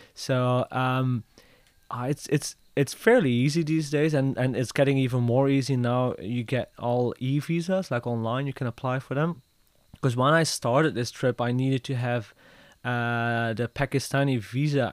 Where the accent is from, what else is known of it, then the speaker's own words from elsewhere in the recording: Belgium; I'm from Belgium.